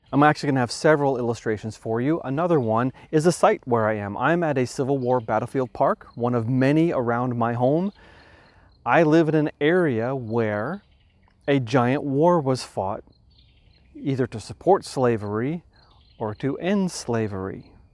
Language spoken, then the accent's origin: English; New York, United States; For example, I come from New York.